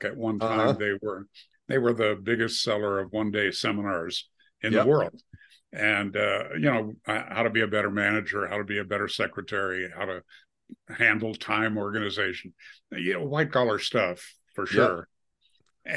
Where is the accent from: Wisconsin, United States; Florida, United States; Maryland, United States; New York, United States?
Wisconsin, United States; now in Colorado, United States; I grew up in Wisconsin, the dairy state.